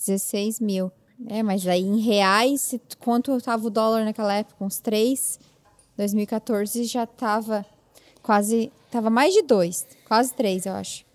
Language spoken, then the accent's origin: Portuguese; Meleiro, Santa Catarina, Brazil; moved away as an adult; now in New York, United States; minha cidade natal, Meleiro, em Santa Catarina